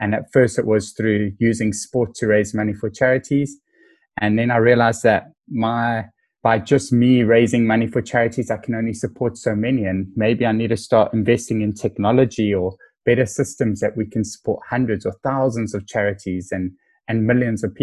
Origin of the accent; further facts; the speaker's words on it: Cape Town, Western Cape, South Africa; I am a young, proud South African. I'm currently 33. And um, I was born in Cape Town